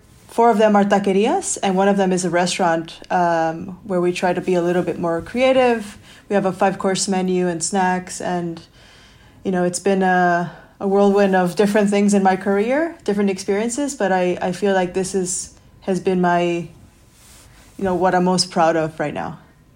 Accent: Chicago, Illinois, United States; moved away as an adult; now in Copenhagen, Denmark; Well, I was born in Chicago. Both of my parents are from Mexico, central Mexico. I grew up in Chicago

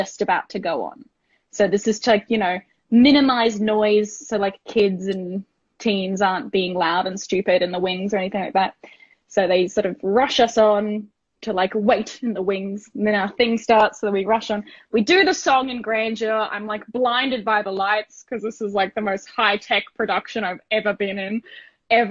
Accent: Gold Coast, Queensland, Australia; I grew up on the Gold Coast as well

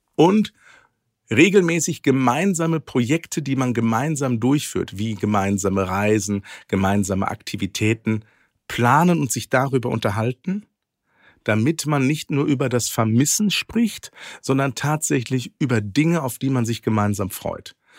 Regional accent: Ruhr area, North Rhine-Westphalia, Germany; Ich bin ja im Ruhrgebiet groß geworden

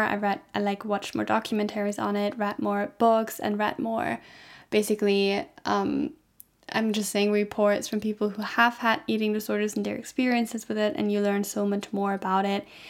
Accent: Germany; I'm from Germany

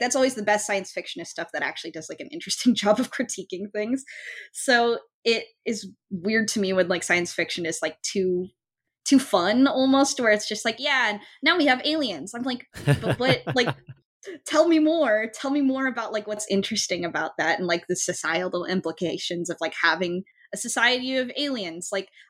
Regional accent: Folsom, California, United States; Like Folsom is my hometown

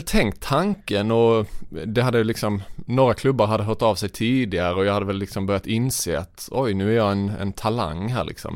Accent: Vittsjö, Skåne, Sweden; Jag växte upp i Vittsjö, en, en liten by i norra Skåne.

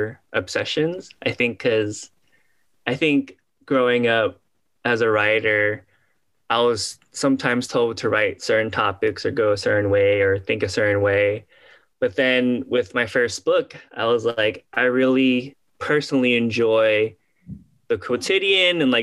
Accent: Houston, Texas, United States; growing up in Houston

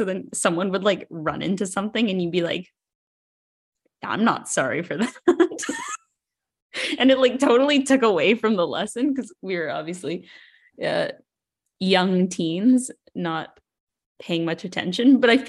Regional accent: Canada; accent: Canadian; I don't really hear my accent as Canadian all the time, but the way I just said sorry, I heard it.

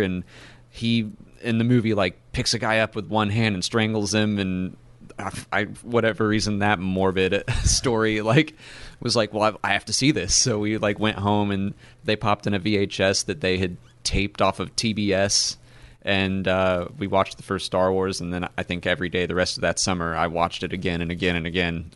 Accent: Atlanta, Georgia, United States; I'm from Atlanta

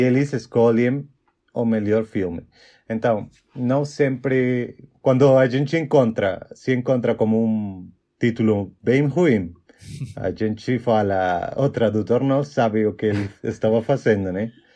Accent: Mexico; Portuguese is a second language; also born or lived in Chihuahua, Mexico; eu sou mexicano, como já o Lavo falou, e eu tenho 29 anos. E, bom, eu moro numa cidade chamada Chihuahua, no norte do México

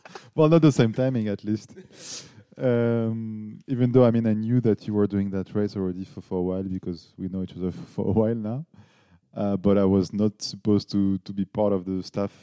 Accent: Paris, Île-de-France, France; English is a second language; moved away as an adult; now in Nuremberg, Germany; I'm from Paris, but I live in Nuremberg as well for now, so six, seven years.

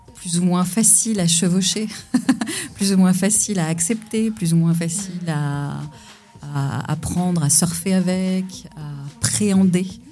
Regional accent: Pessac, Nouvelle-Aquitaine, France; now in Conflans-Sainte-Honorine, France; je suis née en région bordelaise à Pessac

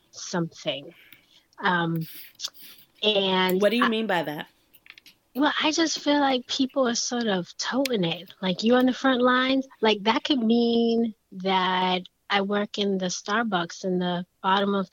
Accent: New York, United States; accent: New York; New Yorkers know each other. We sort of, you just hear that accent a little bit. My accent is a little gone.

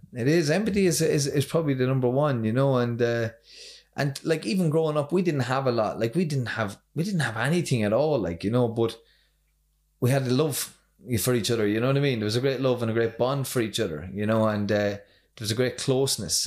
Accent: County Kildare, Leinster, Ireland; now in Drogheda, Ireland; from Itaghan, County Kildare.

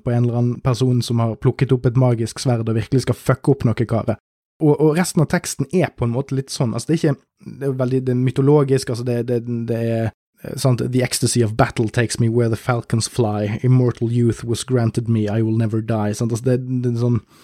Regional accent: Norway; jeg er jo nordmann

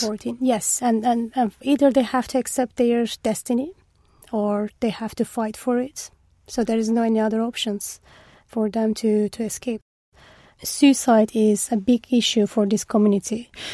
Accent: Eastern Anatolia, Turkey; moved away as an adult; now in United Kingdom; I'm from Turkey. I was born in Eastern Turkey, in a very small village.

